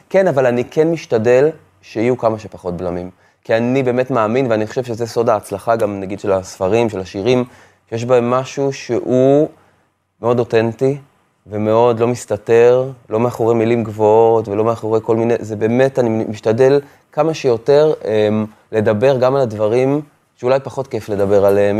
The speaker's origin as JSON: {"language": "Hebrew", "town": "Afula", "region": "Northern District", "country": "Israel", "tie": "born or raised there", "moved": "yes", "lives_now": "Tel Aviv, Israel", "said": "כשאני עברתי מעפולה לתל אביב"}